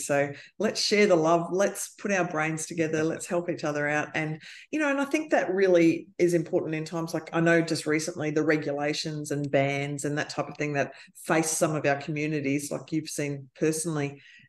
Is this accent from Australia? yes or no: yes; Australia; So I am the auntie from Australia.